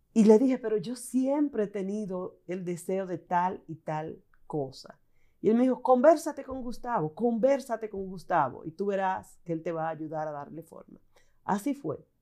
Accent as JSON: {"language": "Spanish", "town": "San Juan de la Maguana", "region": "San Juan", "country": "Dominican Republic", "tie": "born or raised there", "said": "mis padres me permitieron formar parte de su grupo de jóvenes, siendo yo una niña, en San Juan de la Maguana"}